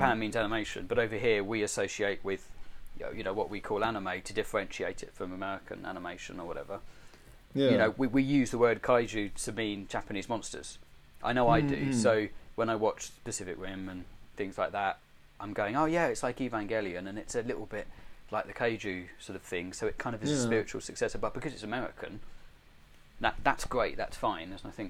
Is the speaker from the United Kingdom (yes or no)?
yes; England, United Kingdom; it's going to be English because that's my upbringing.